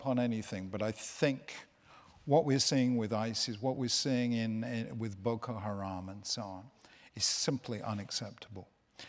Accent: United Kingdom; us Brits

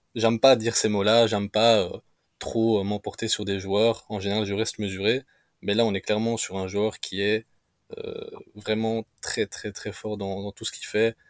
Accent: Romania; ici chez nous en Roumanie

